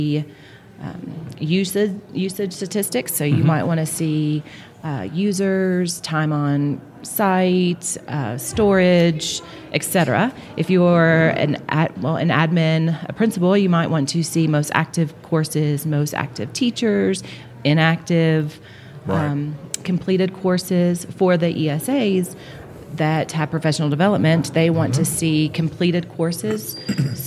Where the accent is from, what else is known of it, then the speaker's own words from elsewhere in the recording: Florida, United States; I'm from Florida.